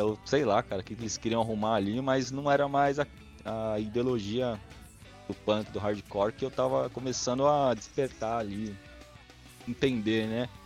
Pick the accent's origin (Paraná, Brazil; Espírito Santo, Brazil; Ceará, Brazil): Espírito Santo, Brazil; Vitória; now in São Paulo, Brazil; sou capixaba de Vitória